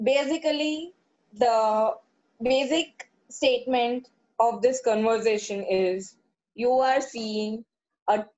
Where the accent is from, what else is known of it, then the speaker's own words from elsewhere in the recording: Kerala, India; No, I'm a Keralite.